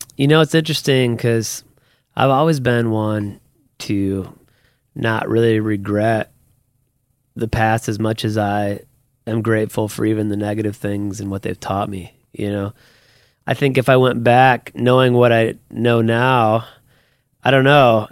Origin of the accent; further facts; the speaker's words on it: Toledo, Ohio, United States; also born or lived in Perrysburg, Ohio; I grew up in Toledo, so my wife and I were actually both born at the Toledo Hospital